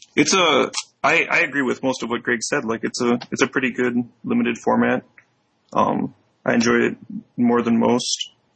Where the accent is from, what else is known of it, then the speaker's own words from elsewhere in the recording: Chicago, Illinois, United States; stay in my hometown and en- enjoy the place here